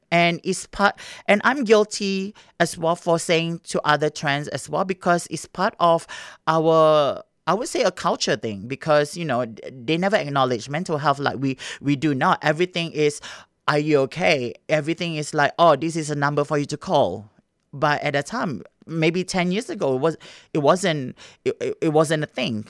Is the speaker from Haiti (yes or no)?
no; Singapore; moved away; I grew up in Singapore